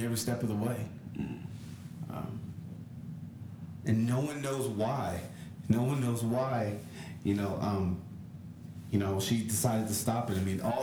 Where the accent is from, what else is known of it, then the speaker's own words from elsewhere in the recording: California, United States; I'm from California.